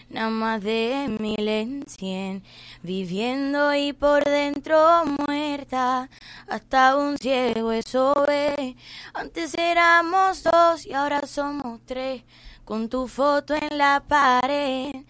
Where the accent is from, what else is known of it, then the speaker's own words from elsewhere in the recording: Puerto Rico; soy puertorriqueña, tengo 24 años, una joven eh, que quiere lograr su sueño.